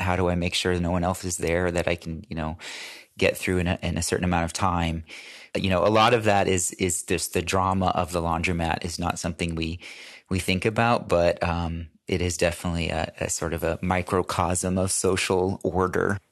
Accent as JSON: {"language": "English", "country": "United States", "said": "as American"}